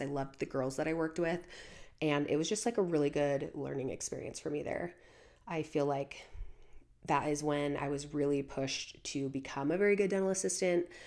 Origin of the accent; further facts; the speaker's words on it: Portland, Oregon, United States; moved away as an adult; I grew up in Portland, Oregon. That was where I was born and raised, and I pretty much lived in Portland, Oregon until, until I was twenty-one